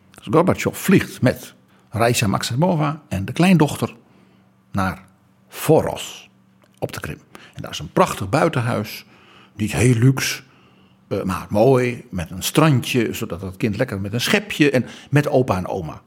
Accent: Netherlands; Wij West-Europeanen, wij Hollanders

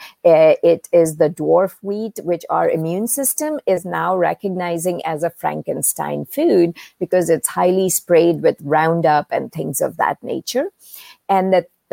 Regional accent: India; moved away; growing up in India, I was exposed to Eastern medicine and Ayurveda

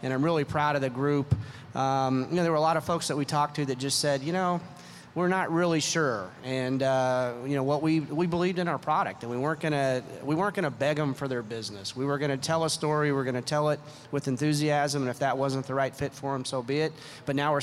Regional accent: Oklahoma, United States; also born or lived in Cleveland; now in Las Vegas, United States; I grew up in Oklahoma, and there wasn't necessarily a lot of hockey opportunity

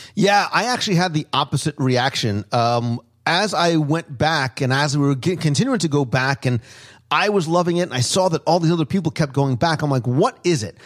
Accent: New Jersey, United States; I grew up in Jersey

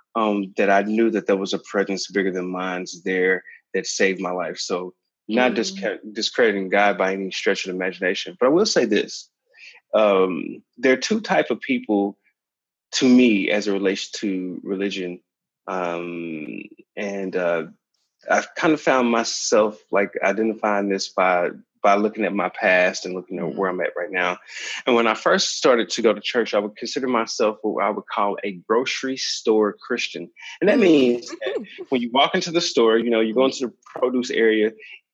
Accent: Kansas City, Missouri, United States; moved away; my hometown in Kansas City, Missouri, and I never moved outside of that space

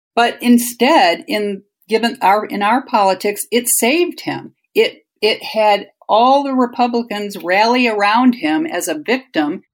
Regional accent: Toledo, Ohio, United States; now in Washington, D.C., United States; we grew up in Ohio

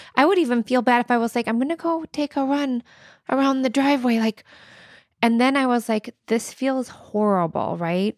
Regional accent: Indiana, United States; moved away; I'm from Indiana

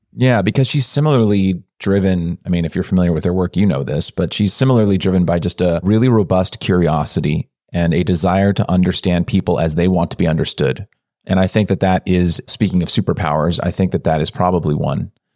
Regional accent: California, United States; I grew up in a suburb in California

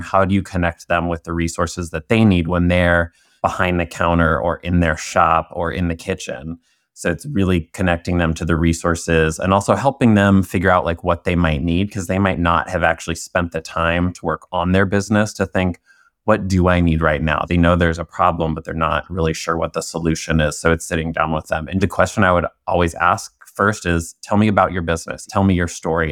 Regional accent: Indiana, United States; I'm originally from Indiana

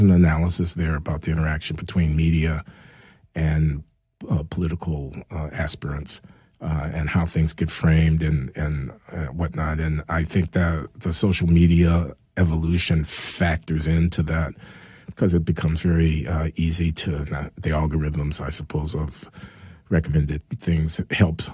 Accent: Chicago, Illinois, United States; I grew up in Chicago uh, in the 1950s and 60s

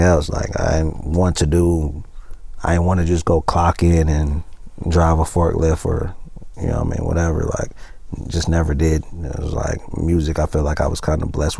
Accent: Atlanta, Georgia, United States; from East Side

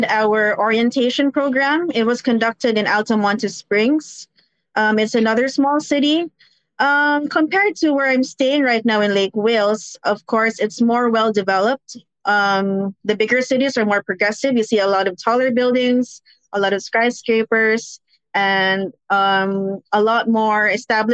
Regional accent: Philippines; now in Florida, United States; home in the Philippines

